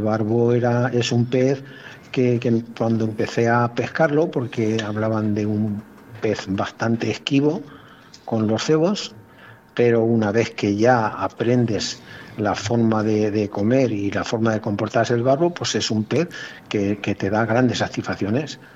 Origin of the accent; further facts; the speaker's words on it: province of Cuenca, Castilla-La Mancha, Spain; mi tierra, en, la provincia de Cuenca